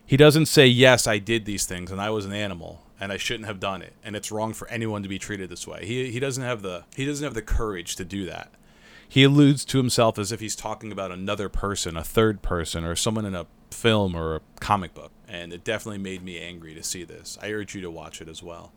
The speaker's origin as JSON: {"language": "English", "country": "United States", "said": "as an American"}